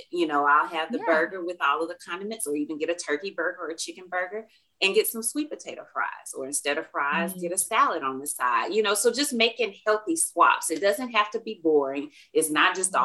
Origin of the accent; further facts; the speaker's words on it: Alabama, United States; moved away as an adult; now in Dallas, United States; I'm originally from Alabama, so I am an Alabama girl living in a big old Texas world